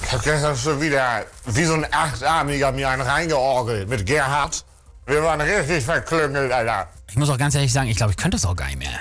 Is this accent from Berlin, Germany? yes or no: no; North Sea coast, Lower Saxony, Germany; aus meiner Heimat von der Nordsee